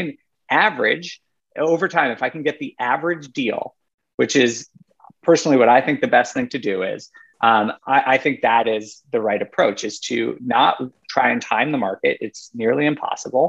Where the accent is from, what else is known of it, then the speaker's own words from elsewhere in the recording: New York, United States; moved away as an adult; also born or lived in Rochester, New York / Colorado; now in Europe; I grew up in New York and went to college in upstate New York